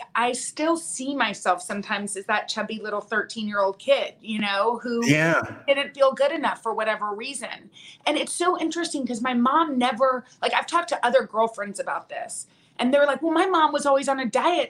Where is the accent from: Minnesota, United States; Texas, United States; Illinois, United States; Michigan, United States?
Texas, United States; Midland; moved away; we're from Midland